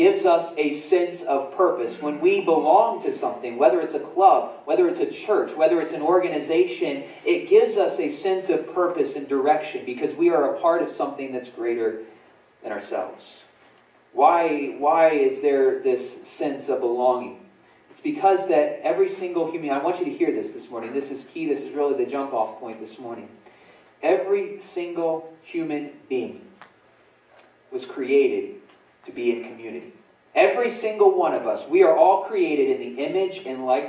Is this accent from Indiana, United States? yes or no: yes; Winchester, Indiana, United States; also born or lived in Muncie, Indiana; In middle school, I remember when we moved from Winchester, Indiana, to when we moved to Muncie. I was in sixth grade.